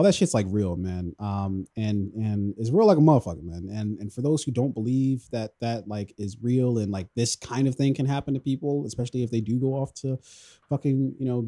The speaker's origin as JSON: {"language": "English", "town": "Columbia", "region": "Maryland", "country": "United States", "tie": "born or raised there", "said": "I grew up in Columbia, Maryland"}